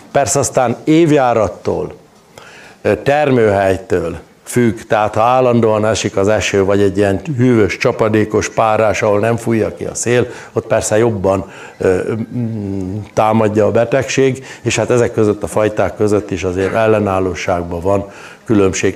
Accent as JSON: {"language": "Hungarian", "town": "Cserszegtomaj", "region": "Zala", "country": "Hungary", "tie": "born or raised there", "said": "Cserszegtomajon, ahol a cserszegi fűszeres is született, ott születtem a szőlők elős közepébe"}